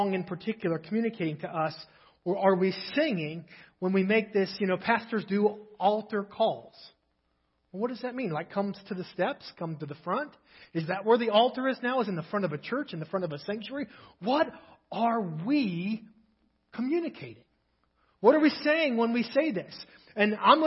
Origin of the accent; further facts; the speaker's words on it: Cincinnati, Ohio, United States; now in Nebraska, United States; I grew up in Cincinnati